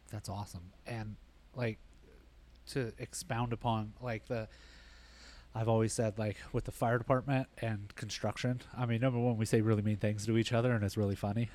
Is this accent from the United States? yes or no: yes; Bullhead City, Arizona, United States; moved away; also born or lived in Las Vegas; I grew up in Bullhead City